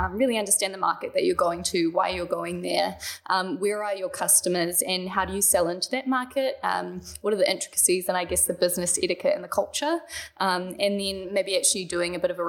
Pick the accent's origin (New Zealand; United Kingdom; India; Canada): New Zealand; Auckland; also born or lived in Kaukapakapa; I grew up in Auckland. I actually grew up on a farm in Kaukaupapa. And then we moved to the North Shore